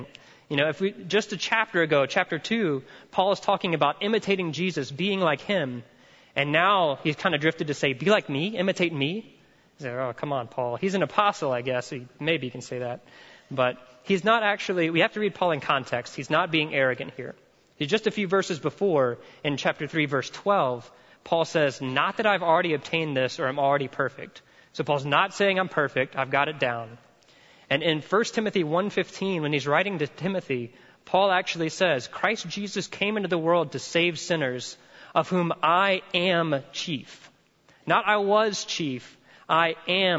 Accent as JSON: {"language": "English", "region": "the South", "country": "United States", "said": "I'm from the South"}